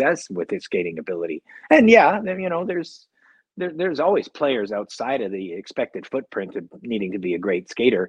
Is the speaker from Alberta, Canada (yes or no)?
yes; Edmonton, Alberta, Canada; I'm from Edmonton, and naturally I have a natural disposition to hate all things Calgary